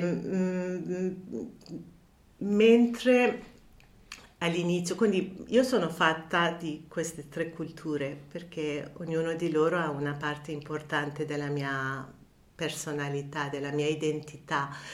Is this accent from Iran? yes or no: yes; Tehran, Tehran Province, Iran; Italian is a second language; moved away as an adult; also born or lived in France; now in Italy; Sono nata e cresciuta a Teheran